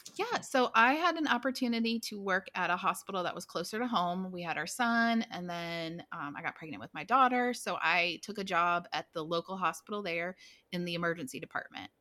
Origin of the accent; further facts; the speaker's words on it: Blacksburg, Virginia, United States; moved away as an adult; now in Texas, United States; I'm from Blacksburg, Virginia, so Virginia Tech Hokies, that's where I grew up.